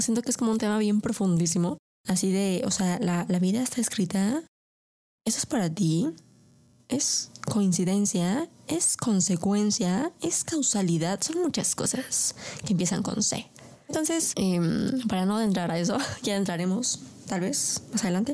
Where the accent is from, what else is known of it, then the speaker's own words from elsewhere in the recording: Mexico; primero soy mexicana